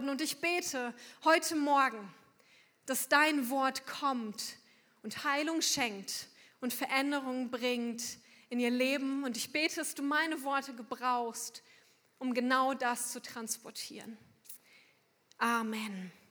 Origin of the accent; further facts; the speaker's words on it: Unna, North Rhine-Westphalia, Germany; extra angereist sind aus Unna. Es wird euch wahrscheinlich sehr wenig sagen, aber das ist der Ort, wo ich herkomme. 200 Kilometer ungefähr von hier.